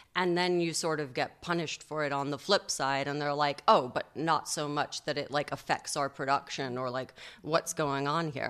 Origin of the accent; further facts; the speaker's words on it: New York, United States; accent: transatlantic; also born or lived in London; I was born in London and then we moved to New York when I was five and a half. So I uh, I actually had like a little British accent and the whole thing when I was a kid and had to lose it.